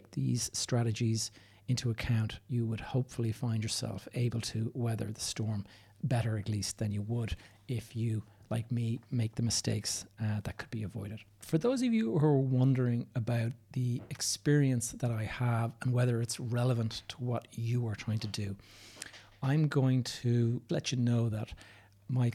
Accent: Dublin, Leinster, Ireland; also born or lived in south of Spain; I'm recording this from Dublin, Ireland, which is my hometown.

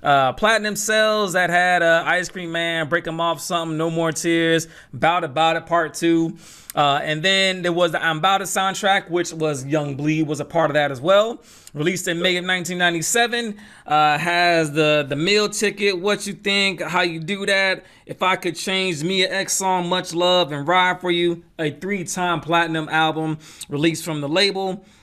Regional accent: the South, United States; I'm from the South as well

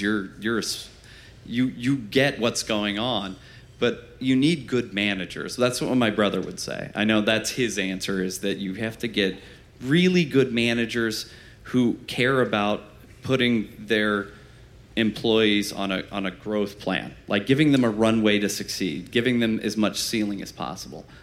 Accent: Fort Wayne, Indiana, United States; we're from Fort Wayne, Indiana

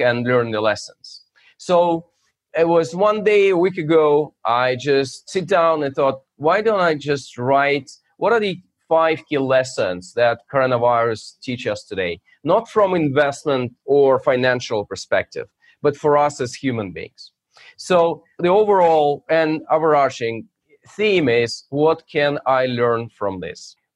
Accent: Russia; now in United States; So I'm originally from Russia, but my main geography is U.S.

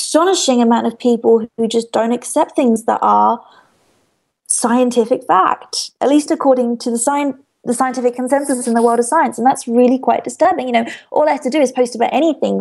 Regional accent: United Kingdom; I'm British

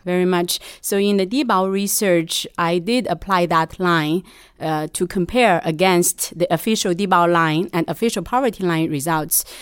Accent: Shanxi, China; moved away as an adult; also born or lived in United States; now in New York, United States; I'm initially from Shanxi

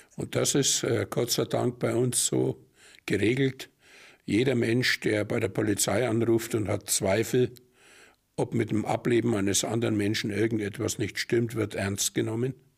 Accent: Germany; bei uns in Deutschland

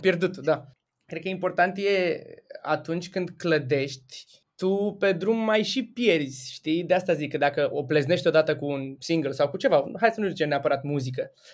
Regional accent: Galați, Galați County, Romania; eu sunt din Galați

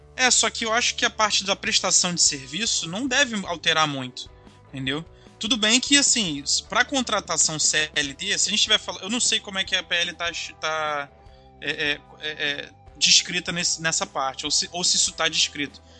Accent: Brazil; eu como bom brasileiro

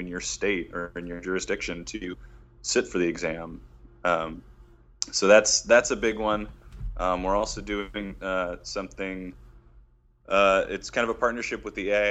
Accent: Detroit, Michigan, United States; moved away as an adult; my hometown of Detroit.

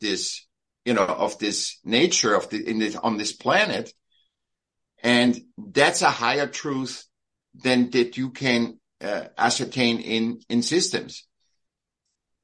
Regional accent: Vienna, Austria; I was born in Vienna

